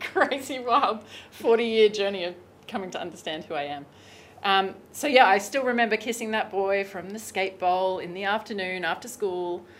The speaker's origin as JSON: {"language": "English", "country": "Australia", "also_born_or_lived": "Bali / Hawaii / Los Angeles", "moved": "as an adult", "said": "I'm Australian. Traditionally, I left Australia in 2016"}